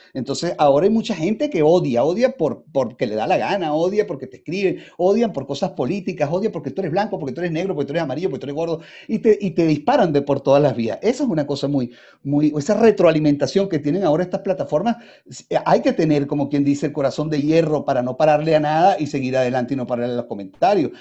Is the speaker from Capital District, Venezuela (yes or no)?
yes; Caracas, Capital District, Venezuela; Yo vengo de un sector popular, yo nací en San José, allí en Caracas, ¿no? Y de allí fui a la Candelaria